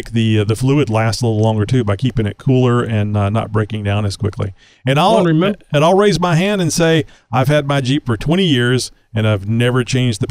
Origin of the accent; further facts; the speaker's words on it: Baytown, Texas, United States; I'm from Baytown.